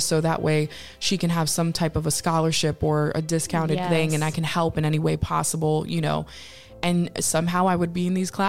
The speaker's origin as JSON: {"language": "English", "region": "Connecticut", "country": "United States", "tie": "born or raised there", "said": "I grew up in Connecticut."}